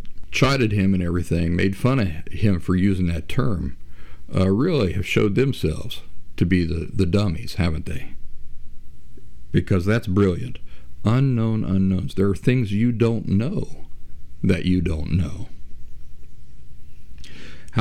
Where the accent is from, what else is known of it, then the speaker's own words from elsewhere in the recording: Appalachia, United States; moved away; also born or lived in Boston area / Philadelphia; I'm from Appalachia